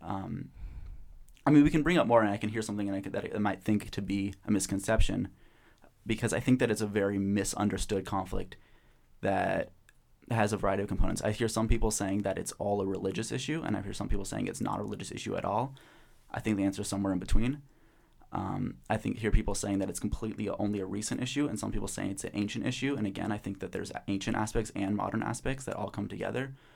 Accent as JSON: {"language": "English", "town": "Portland", "region": "Oregon", "country": "United States", "said": "I'm from Portland, Oregon, studying psychology"}